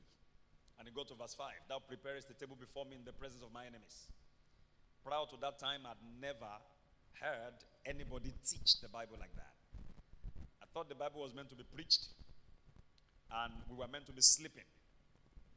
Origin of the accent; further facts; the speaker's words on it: Ibadan, Oyo, Nigeria; I grew up in Mokola.